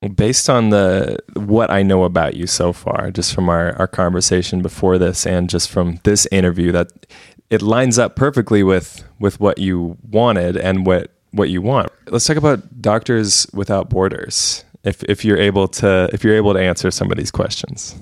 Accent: West Coast, United States; being in the US and just growing up on the West Coast

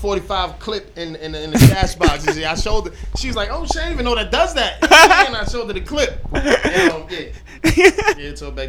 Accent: Ireland; I'm Irish, man.

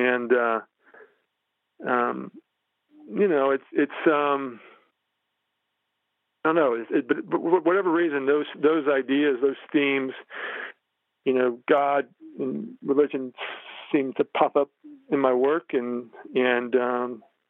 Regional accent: the South, United States; moved away as an adult; also born or lived in New York / Los Angeles; You know, when you grow up in the South, as you know, for a majority of people, religion is sort of baked into who you are.

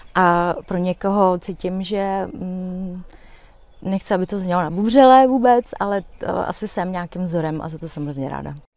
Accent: Czechia; já jsem řekla z České republiky, a, a, a že jsem Romka

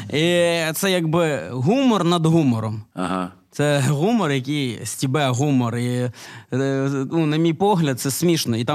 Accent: Moldova; я из Молдовы.

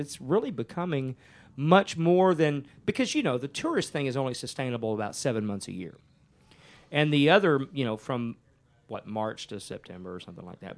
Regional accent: Ennis, Texas, United States; also born or lived in Burnet, Texas; I, was born and raised in Ennis, which is about 45 miles south of Dallas

